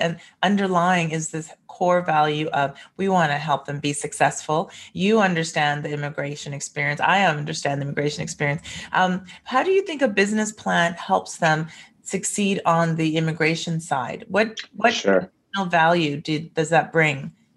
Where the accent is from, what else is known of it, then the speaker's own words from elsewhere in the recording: Vancouver, British Columbia, Canada; I'm from Vancouver